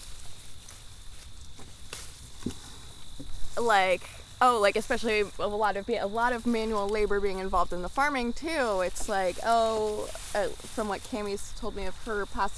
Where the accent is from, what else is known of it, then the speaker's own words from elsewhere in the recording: New Jersey, United States; moved away as an adult; now in Vermont, United States; I moved to Vermont in 2017. I grew up in New Jersey